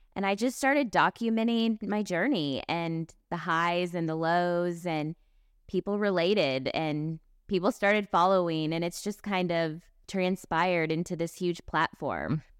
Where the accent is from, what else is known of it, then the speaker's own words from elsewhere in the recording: Kansas City, Missouri, United States; I grew up in Kansas City, Missouri.